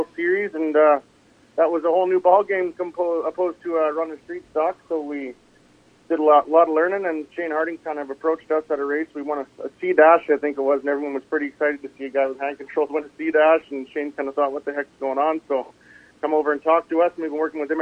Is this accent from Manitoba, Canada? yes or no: no; Quesnel, British Columbia, Canada; Quinnell, BC is my hometown. Spent a lot of time growing up here racing